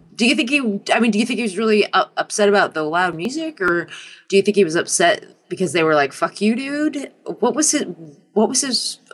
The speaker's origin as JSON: {"language": "English", "region": "New Hampshire", "country": "United States", "tie": "born or raised there", "said": "I grew up in New Hampshire."}